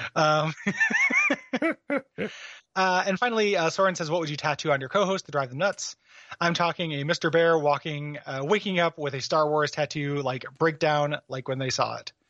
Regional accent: DeKalb, Illinois, United States; moved away; also born or lived in Portland; my hometown of DeKalb, Illinois

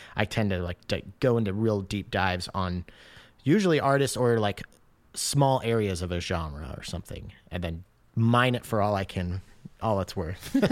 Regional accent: Washington, United States; also born or lived in Michigan; I grew up in Washington State

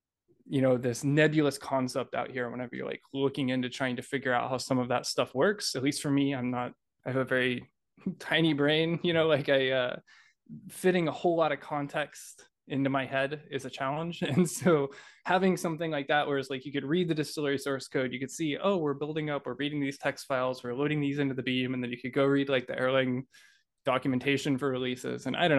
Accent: Oklahoma City, Oklahoma, United States; from Oklahoma City.

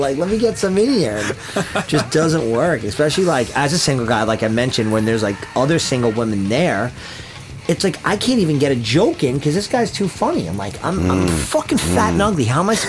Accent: West Hempstead, New York, United States; my hometown of West Hempstead

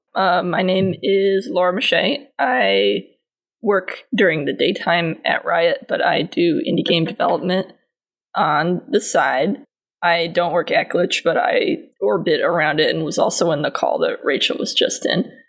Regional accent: New England, United States; I, grew up in New England

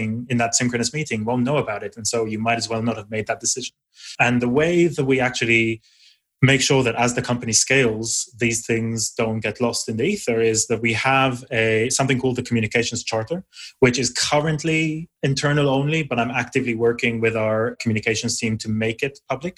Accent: Israel; now in United Kingdom; I grew up in Israel, I now live in the UK

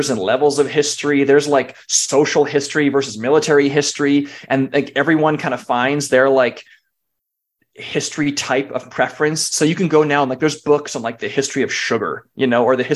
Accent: California, United States; I grew up in California

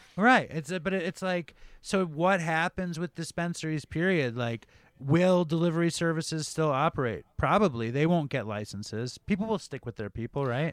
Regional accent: New York City, New York, United States; I grew up uh, in Chelsea. I grew up on uh, 8th Avenue on 27th Street

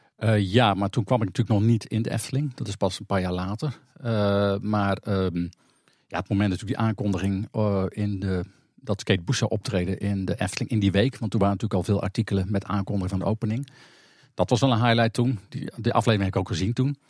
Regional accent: North Brabant, Netherlands; also born or lived in Kop van Overijssel, Overijssel; Ik ben geboren in de Kop van Overijssel. En al op jonge leeftijd naar Brabant afgereisd

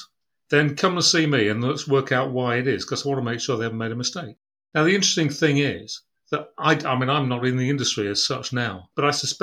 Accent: Brough, Yorkshire and the Humber, United Kingdom; I was born in East Yorkshire, in Brough, on the banks of the River Humber in 1954

